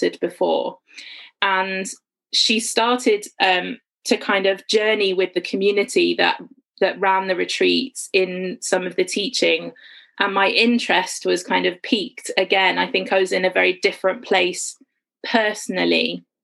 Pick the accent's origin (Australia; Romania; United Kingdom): United Kingdom; Worcestershire, West Midlands; moved away as an adult; now in St Albans, United Kingdom; I grew up in Worcestershire in the West Midlands, but I've lived in and around St Albans for kind of the last about 9 years